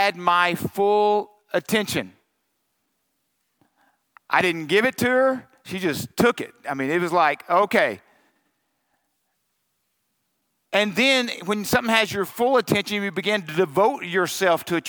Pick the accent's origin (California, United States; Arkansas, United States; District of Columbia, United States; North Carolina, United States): Arkansas, United States; I'm from Arkansas